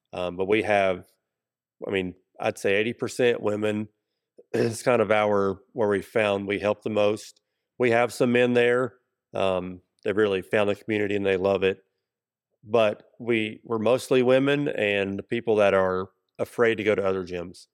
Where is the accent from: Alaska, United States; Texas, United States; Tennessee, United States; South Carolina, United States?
Tennessee, United States; Kingsport; now in Johnson City, United States; I grew up in Kingsport